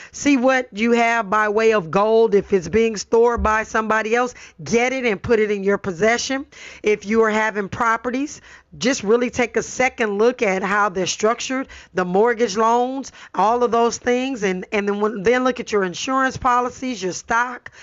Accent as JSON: {"language": "English", "town": "Los Angeles", "region": "California", "country": "United States", "tie": "born or raised there", "said": "I grew up in Watts, born and raised in Los Angeles"}